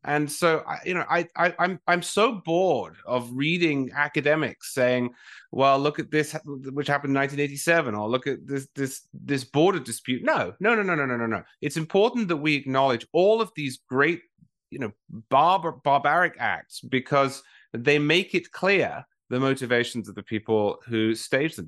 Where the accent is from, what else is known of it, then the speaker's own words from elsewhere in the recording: England, United Kingdom; now in United States; I'm from England originally